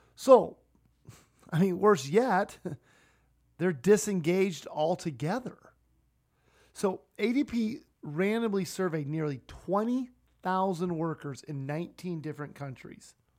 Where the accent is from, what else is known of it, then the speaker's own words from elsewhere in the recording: Sioux Falls, South Dakota, United States; my hometown of Sioux Falls